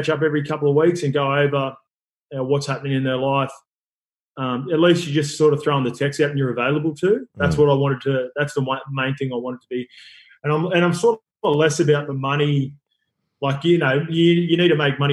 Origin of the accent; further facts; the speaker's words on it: Sydney, New South Wales, Australia; I grew up in Western Sydney, so like everything's been footy like pretty much my whole life